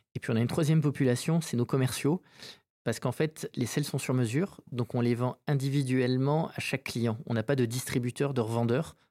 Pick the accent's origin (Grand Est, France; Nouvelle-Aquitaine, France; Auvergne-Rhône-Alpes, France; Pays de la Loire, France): Nouvelle-Aquitaine, France; Saint-Jean-de-Luz; moved away as an adult; also born or lived in Bayonne / Paris / New York; je suis né à Bayonne et j'ai vécu toute mon enfance à Saint-Jean-de-Luz